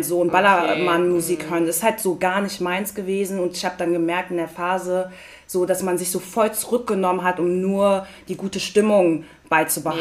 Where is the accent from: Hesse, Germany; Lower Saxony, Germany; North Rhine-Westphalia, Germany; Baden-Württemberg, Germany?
Hesse, Germany; Frankfurt; also born or lived in Hattersheim; ich bin in Frankfurt geboren mhm. und habe in Sindling-Hattersheim